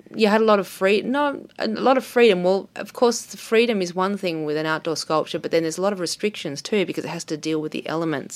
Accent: Melbourne, Victoria, Australia; also born or lived in New York; I was born in Melbourne, so I have a base here. I have a community here. I, I went to art school here

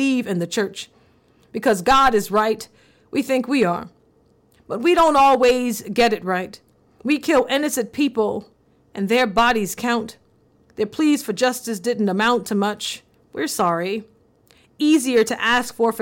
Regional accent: the South, United States; growing up in the South in the early 1990s

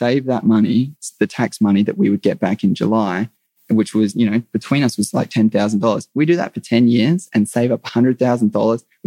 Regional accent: Australia; being an Aussie guy

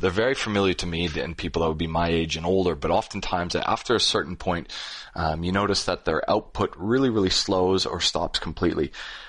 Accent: Canada; as a Canadian

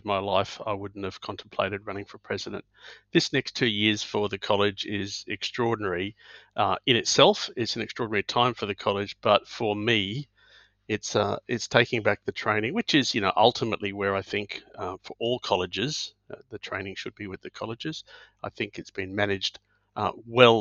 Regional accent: Brisbane, Queensland, Australia; I grew up in Brisbane, did my medical training in Brisbane

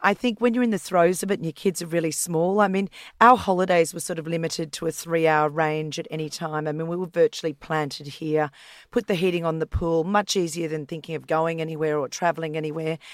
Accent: Queensland, Australia; now in Sydney, Australia; I grew up in Queensland and I grew up on a property

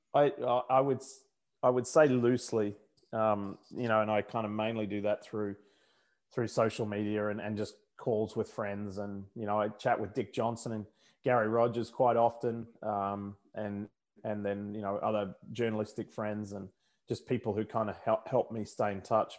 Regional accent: Brisbane, Queensland, Australia; accent: Australian; now in United States; I haven't lost my Australian accent after all these years

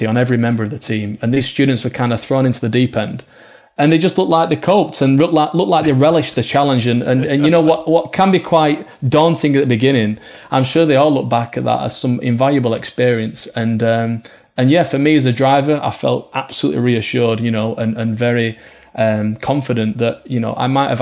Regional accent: Oldham, North West England, United Kingdom; being from Oldham, just up the road from Bolton.

